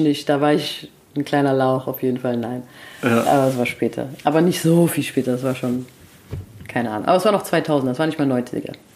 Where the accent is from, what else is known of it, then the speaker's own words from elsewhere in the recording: Frankfurt, Hesse, Germany; ich bin in Frankfurt geboren und zwar in Höchst